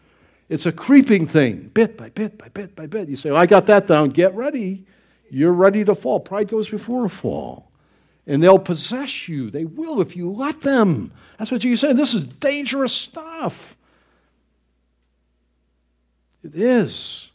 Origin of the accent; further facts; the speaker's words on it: Niagara Falls, New York, United States; I grew up in Niagara Falls, not Niagara County there, and they'd have all kinds of warning signs.